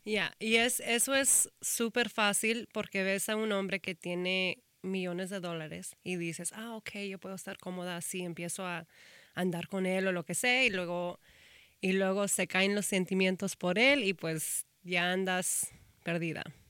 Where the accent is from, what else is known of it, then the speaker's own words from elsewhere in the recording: Austin, Texas, United States; moved away; also born or lived in Houston; soy de Austin